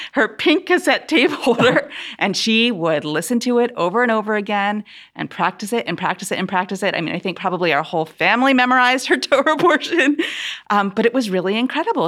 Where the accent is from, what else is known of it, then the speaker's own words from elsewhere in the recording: Philadelphia, Pennsylvania, United States; I grew up outside of Philadelphia, in the suburbs of Philadelphia